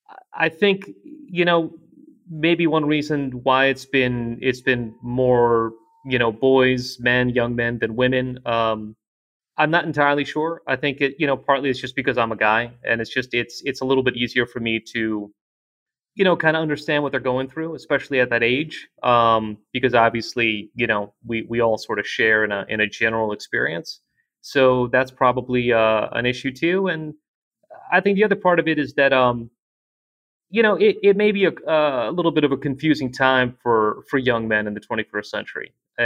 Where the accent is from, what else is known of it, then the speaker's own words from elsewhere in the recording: Russia; born there; moved away; I was born in Russia, and I came here with my mother